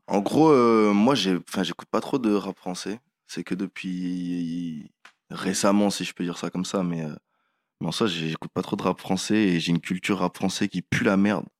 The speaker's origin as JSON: {"language": "French", "country": "Réunion", "said": "je viens de La Réunion, du coup, j'ai toute la musique de là-bas"}